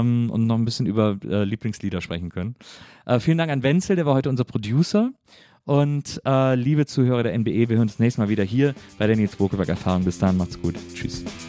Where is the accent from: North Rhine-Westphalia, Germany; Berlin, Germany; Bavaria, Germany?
North Rhine-Westphalia, Germany; Wesseling; ich komme aber aus Wesseling, das liegt zwischen Köln und Bonn